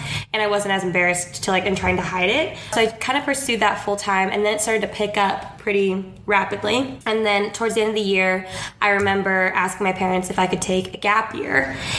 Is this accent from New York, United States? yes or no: no; Orange County, California, United States; I am 24 years old. I grew up in Orange County, California, so not too far from LA.